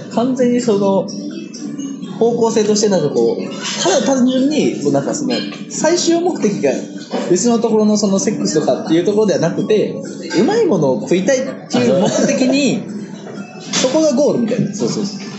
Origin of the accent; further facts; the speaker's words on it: Kitakyushu, Fukuoka, Japan; moved away; 俺地元福岡だからさ、福岡の北九州ってとこなんだけど